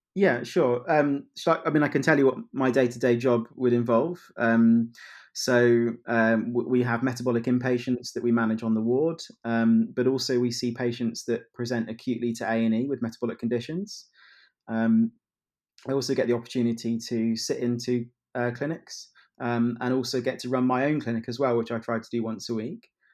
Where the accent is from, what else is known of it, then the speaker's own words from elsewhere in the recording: Kettering, East Midlands, United Kingdom; moved away as an adult; also born or lived in London / Leicester; now in Manchester, United Kingdom; worked in my hometown of Kettering